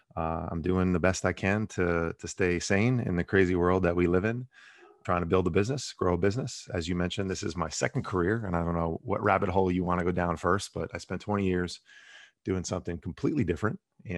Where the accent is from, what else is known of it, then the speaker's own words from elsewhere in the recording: New Jersey, United States; So I grew up in Bergen County, New Jersey, which is a suburb of New York City, right outside of Manhattan, 10 or so miles from Manhattan.